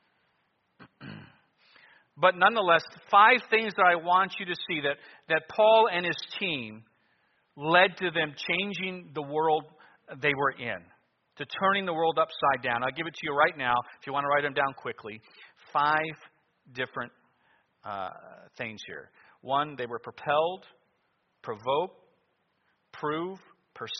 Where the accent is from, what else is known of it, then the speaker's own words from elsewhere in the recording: United States; being an American